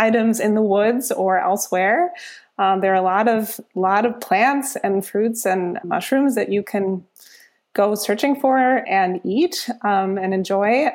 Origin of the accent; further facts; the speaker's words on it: Germany; moved away as an adult; now in Minneapolis, United States; I grew up in Germany. My dad is German and my mom is from the Twin Cities area